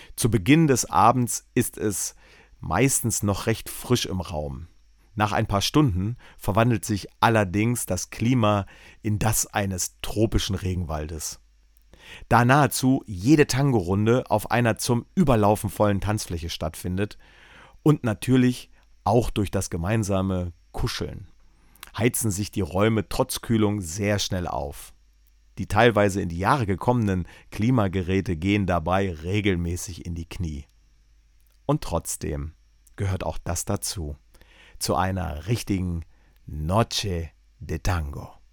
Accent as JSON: {"language": "German", "region": "East Germany", "country": "Germany", "tie": "born or raised there", "said": "meine Kindheit in der DDR"}